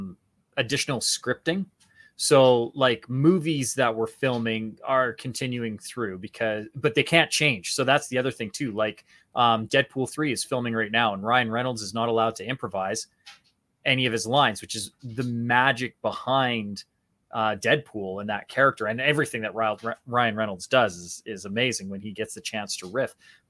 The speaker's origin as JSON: {"language": "English", "country": "Canada", "said": "Yeah, so I'm a Canadian, so I'm actually an ACTRA member, which is an affiliate with SAG-AFTRA."}